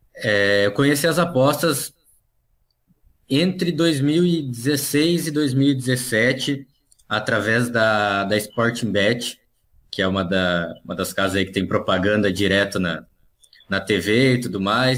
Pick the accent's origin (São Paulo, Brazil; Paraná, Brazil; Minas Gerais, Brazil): Paraná, Brazil; Foz do Iguaçu; moved away as an adult; now in Gramado, Brazil; eu sou paranaense, né? Eu nasci em Foz do Iguaçu, na verdade, lá na, na fronteira. Mas hoje moro em Gramado, no Rio Grande do Sul.